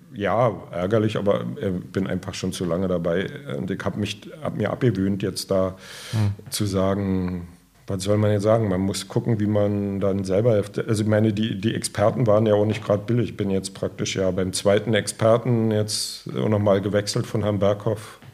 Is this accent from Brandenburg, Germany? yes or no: yes; Strausberg, Brandenburg, Germany; selber komme ich aus Strausberg